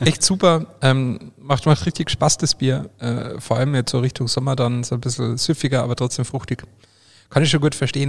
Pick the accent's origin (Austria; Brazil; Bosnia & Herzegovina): Austria; bei mir daheim oder bei uns in Österreich